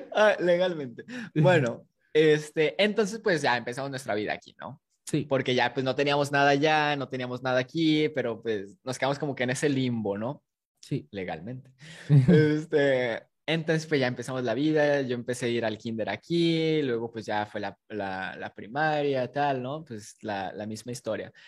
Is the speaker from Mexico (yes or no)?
yes; Matamoros, Tamaulipas, Mexico; also born or lived in Guadalajara, Jalisco; nací en Guadalajara, pero crecí en Tamaulipas